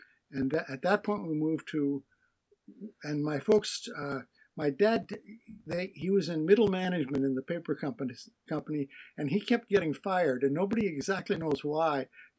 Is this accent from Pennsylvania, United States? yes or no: yes; Philadelphia, Pennsylvania, United States; born there; I was born on April 7th, 1947, in Philadelphia, Pennsylvania.